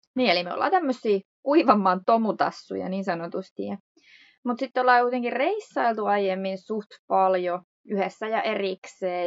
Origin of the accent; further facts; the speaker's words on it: Hyvinkää, Uusimaa, Finland; moved away as an adult; also born or lived in Cyprus; kotosin me ollaan Hyvinkäältä.